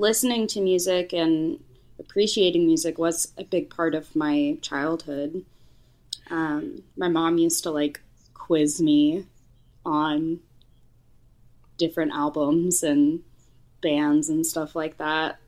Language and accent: English; Houston, Texas, United States; moved away as an adult; also born or lived in Boone, North Carolina / New York City; Growing up in Houston, there was no music scene for us to be a part